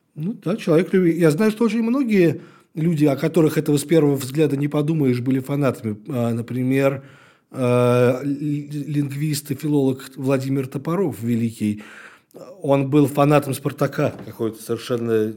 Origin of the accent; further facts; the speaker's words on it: Ilyinsky, Moscow Oblast, Russia; я э, рос в Раменском районе